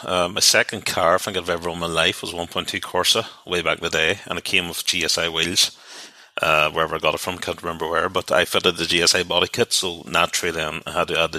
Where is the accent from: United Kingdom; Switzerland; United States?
United Kingdom; Derry, Northern Ireland; I grew up in Derry